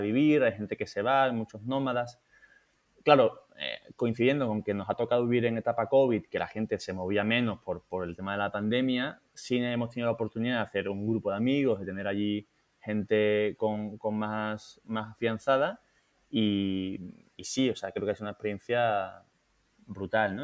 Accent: Seville, Andalusia, Spain; moved away as an adult; also born or lived in Madrid; nosotros los dos somos de Sevilla

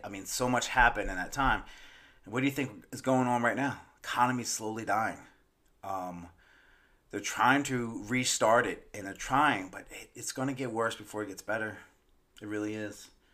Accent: Maryland, United States; moved away; my birth state, which is Maryland

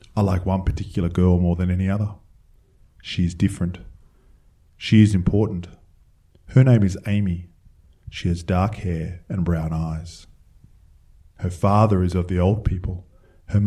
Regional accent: Canberra, Australian Capital Territory, Australia; I grew up in Tuggeranong, not far from Skates Alive

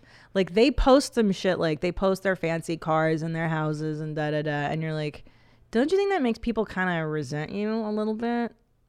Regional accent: California, United States; I grew up in the Valley with, like, models.

